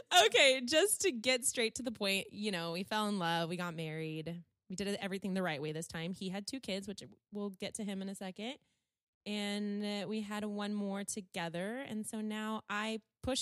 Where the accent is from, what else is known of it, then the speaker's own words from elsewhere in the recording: California, United States; born and raised in California